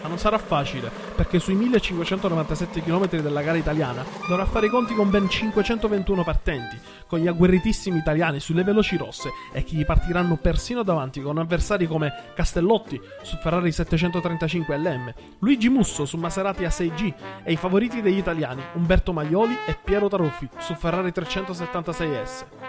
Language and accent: Italian; Sicily, Italy; essendo siciliano delle zone della Targa Florio